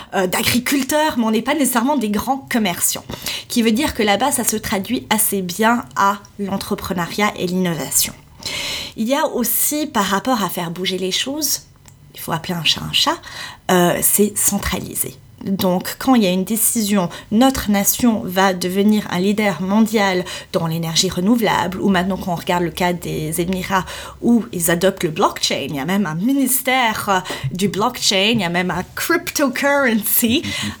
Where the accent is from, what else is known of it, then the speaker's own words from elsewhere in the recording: Switzerland; moved away as an adult; also born or lived in Saudi Arabia / Bahrain; je suis suisse à la base